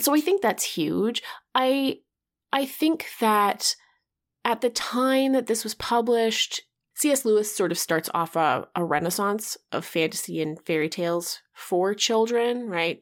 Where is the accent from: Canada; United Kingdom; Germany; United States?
Canada; growing up in Canada